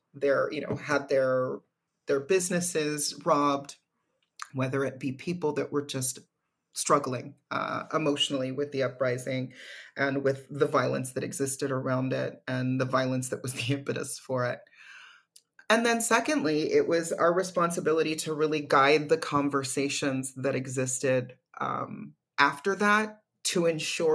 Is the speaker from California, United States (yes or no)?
yes; California, United States; my home state of California